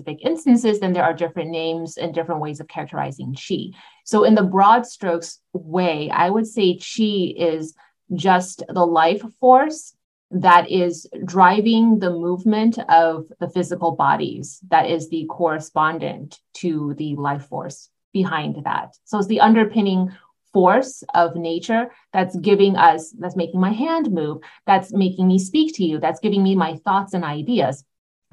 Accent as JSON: {"language": "English", "region": "upstate New York", "country": "United States", "tie": "born or raised there", "said": "I grew up in upstate New York. I'm Taiwanese American"}